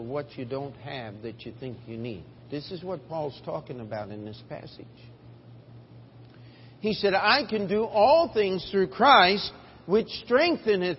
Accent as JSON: {"language": "English", "town": "Baltimore", "region": "Maryland", "country": "United States", "tie": "born or raised there", "also_born_or_lived": "Springfield, Missouri", "moved": "yes", "said": "I was born in Baltimore, Maryland, East Coast"}